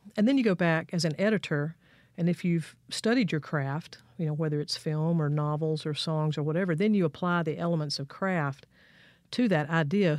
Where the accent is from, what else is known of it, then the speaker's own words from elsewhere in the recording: Fayette, Mississippi, United States; moved away as an adult; also born or lived in Jackson, Mississippi / Nashville, Tennessee; I was born right down the street here in Jackson, but I grew up in Fayette, Mississippi, over in Jefferson County, southwest part of the state.